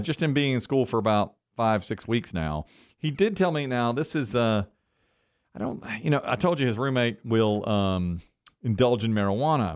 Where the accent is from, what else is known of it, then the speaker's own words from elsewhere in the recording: Asheboro, North Carolina, United States; I'm from Ashboro, North Carolina.